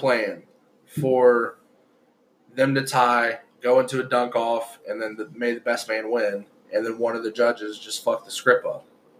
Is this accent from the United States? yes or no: yes; Ohio, United States; since we're from Ohio